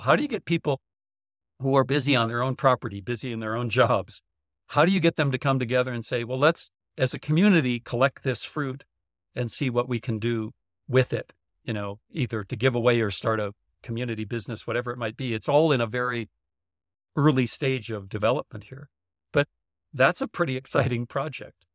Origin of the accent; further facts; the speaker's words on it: North Dakota, United States; growing up in North Dakota.